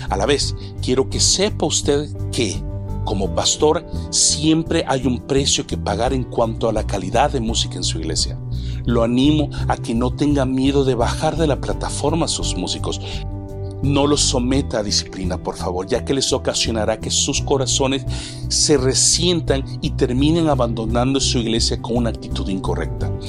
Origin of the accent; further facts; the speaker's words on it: El Salvador; now in Canada; no solamente en El Salvador, mi tierra natal, Sudamérica, México, Estados Unidos y Canadá, en donde resido con mi esposa e hijos actualmente.